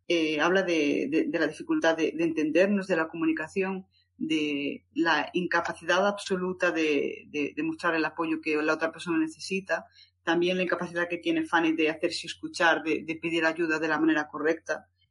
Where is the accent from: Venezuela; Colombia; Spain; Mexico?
Spain; A Coruña, Galicia; Yo soy de Coruña, pero bueno, ya es de Lugo